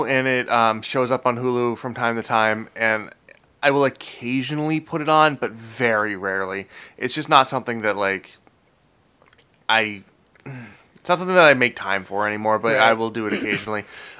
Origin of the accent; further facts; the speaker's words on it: Boston, Massachusetts, United States; I'm from Boston.